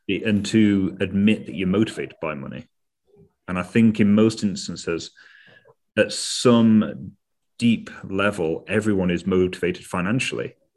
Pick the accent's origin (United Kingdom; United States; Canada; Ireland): United Kingdom; As Brit, as Brits, we are much more reserved and cautious